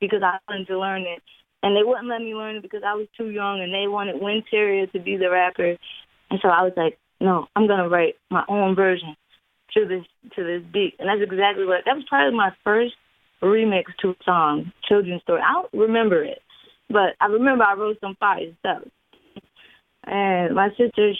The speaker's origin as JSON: {"language": "English", "town": "Waterbury", "region": "Connecticut", "country": "United States", "tie": "born or raised there", "also_born_or_lived": "Far Rockaway, Queens, New York", "said": "I was raised in Waterbury"}